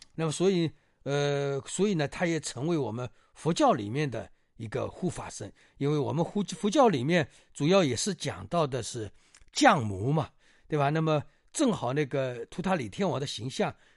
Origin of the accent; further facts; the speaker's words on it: China; 我们中国人